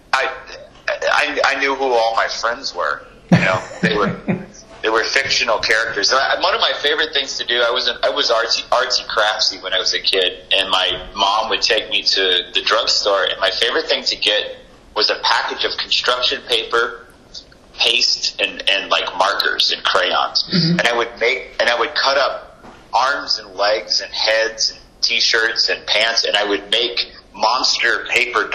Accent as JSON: {"language": "English", "region": "Texas", "country": "United States", "tie": "born or raised there", "said": "I grew up in Texas"}